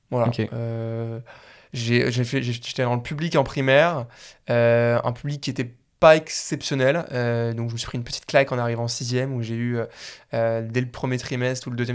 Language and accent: French; Paris, Île-de-France, France; moved away as an adult; also born or lived in Suresnes / Lausanne; j'ai grandi à Paris, ensuite je suis parti à Lausanne